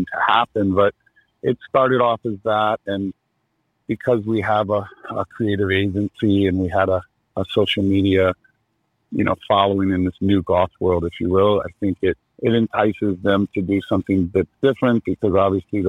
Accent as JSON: {"language": "English", "town": "Virginia Beach", "region": "Virginia", "country": "United States", "tie": "born or raised there", "also_born_or_lived": "Los Angeles, United States / Carmel-by-the-Sea, United States", "moved": "as an adult", "said": "I grew up in Virginia Beach"}